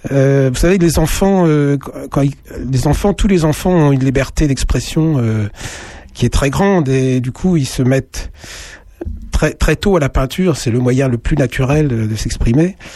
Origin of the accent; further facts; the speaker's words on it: Sens, Bourgogne-Franche-Comté, France; moi je suis de Sens